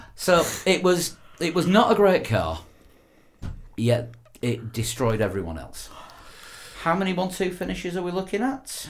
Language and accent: English; Yorkshire and the Humber, United Kingdom; I'm a Yorkshire man